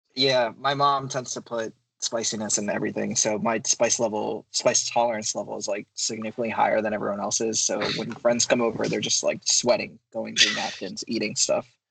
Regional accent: Philadelphia, Pennsylvania, United States; I'm from Philadelphia, uh, just outside of Philadelphia. Born and raised in Pennsylvania.

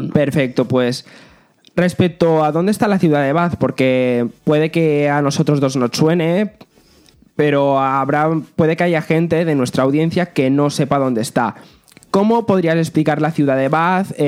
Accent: Balearic Islands, Spain; las Islas Baleares, que es de donde yo soy

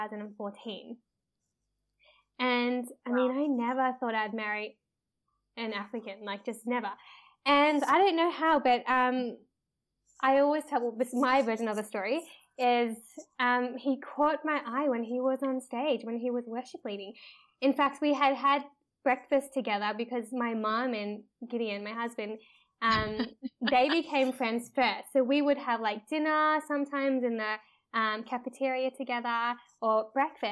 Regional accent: Melbourne, Victoria, Australia; moved away as an adult; now in Uganda; I'm from Australia, from Melbourne, so right down below. I was born there, but my background, both my parents are Malaysian Chinese

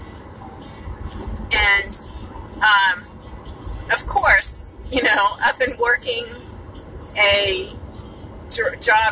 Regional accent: New York, United States; accent: New York; my New York accent

